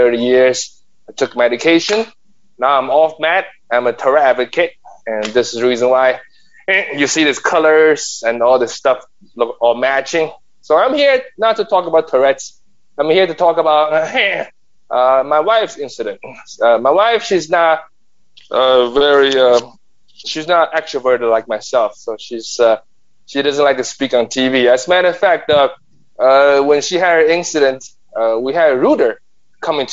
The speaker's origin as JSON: {"language": "English", "country": "China", "moved": "yes", "lives_now": "New York City, United States", "said": "I've been a New Yorker for the past 30 years. I'm an immigrant from China."}